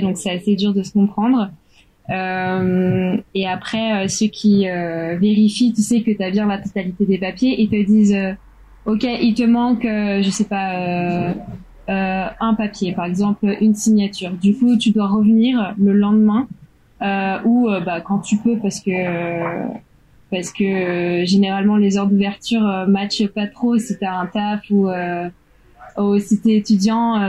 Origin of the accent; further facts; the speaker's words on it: France; moved away as an adult; also born or lived in Shanghai, China; now in Thailand; je suis française